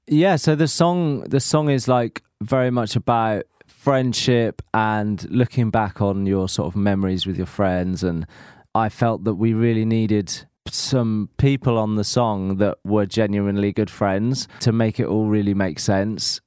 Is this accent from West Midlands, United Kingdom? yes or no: no; Norfolk, East of England, United Kingdom; I am from Norfolk, the home of Alan Partridge